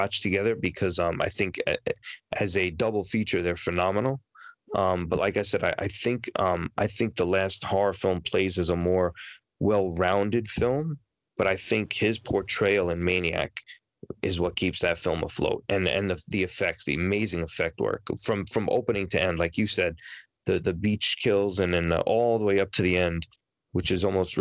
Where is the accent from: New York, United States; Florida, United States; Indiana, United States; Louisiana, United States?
New York, United States; New York City; moved away; I was from Queens. I was from Queens